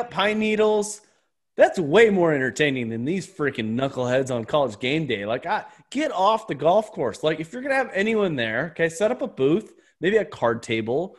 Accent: California, United States; I'm from California

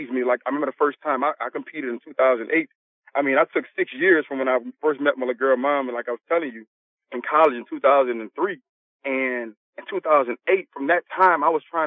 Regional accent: New Orleans, Louisiana, United States; I'm from New Orleans, Louisiana.

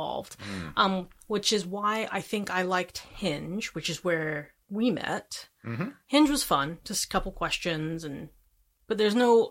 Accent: Indianapolis, Indiana, United States; moved away as an adult; also born or lived in Lincoln, Nebraska / Houston, Texas; now in St. Louis, United States; I'm from Indianapolis, Indiana. Yeah. I've only been here about 2 years

